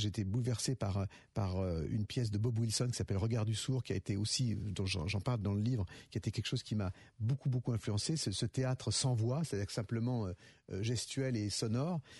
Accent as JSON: {"language": "French", "town": "Lyon", "region": "Auvergne-Rhône-Alpes", "country": "France", "said": "pour moi en tant que lyonnais"}